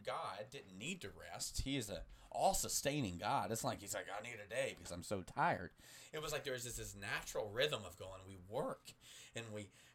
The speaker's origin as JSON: {"language": "English", "country": "United States", "said": "we're American"}